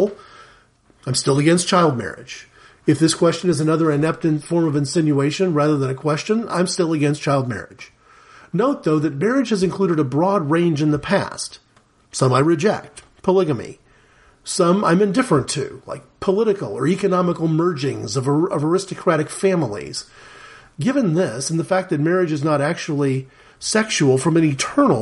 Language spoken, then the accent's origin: English; United States; I'm an American